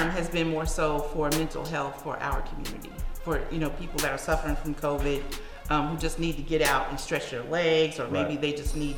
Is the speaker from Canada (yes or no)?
no; Verbena, Alabama, United States; moved away as an adult; also born or lived in Atlanta, Georgia; growing up in Verbena, Alabama, which is like 45 minutes from here